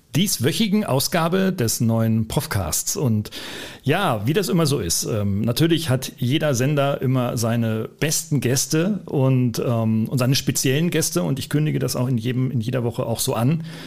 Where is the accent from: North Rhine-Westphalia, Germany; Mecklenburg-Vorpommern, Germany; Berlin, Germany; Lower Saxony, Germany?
Lower Saxony, Germany; Oldenburg; wir beide Norddeutsche sind, du in Hamburg und ich, ja. aus, ich aus Ollenburg